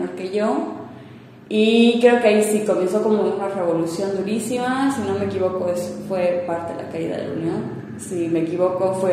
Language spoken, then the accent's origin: Spanish; Cochabamba, Bolivia; born there; also born or lived in Moscow; se vinieron acá, nací yo en Cocha y de ahí volvieron, como que no les gustó la vida en, Bolivia, volvieron a Moscú.